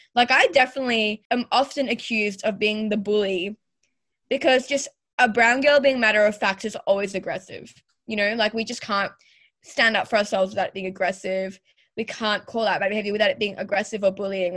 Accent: Australia; I was born and raised in Australia

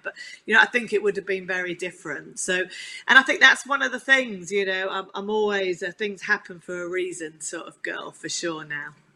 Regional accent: Chigwell, East of England, United Kingdom; I um, grew up on, on a farm in Chigwell in Essex, which was the nearest uh, farm to London

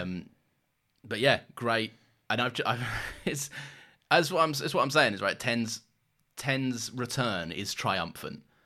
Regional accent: London, United Kingdom; growing up in London

